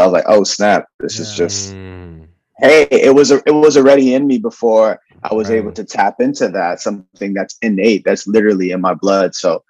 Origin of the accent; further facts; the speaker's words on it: New York City, New York, United States; So born and raised in Brooklyn by parents from Haiti. So those are my roots.